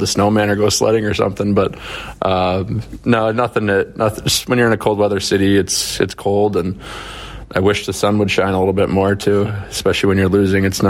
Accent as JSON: {"language": "English", "country": "United States", "said": "I do certainly take a lot of pride being American and being able to represent my country too"}